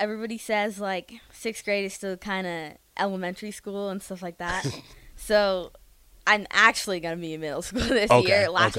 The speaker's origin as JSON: {"language": "English", "town": "Lincoln", "region": "Nebraska", "country": "United States", "tie": "born or raised there", "said": "So I was born and raised in Lincoln. Okay. I went to Adams Elementary here, K through 5, and now I go to Scott Middle School. I'm going to be a 7th grader."}